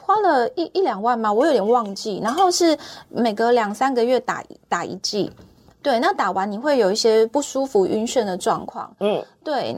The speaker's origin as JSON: {"language": "Chinese", "region": "Taichung", "country": "Taiwan", "moved": "as an adult", "lives_now": "Taipei, Taiwan", "said": "我是台中人，我的家人都在台中"}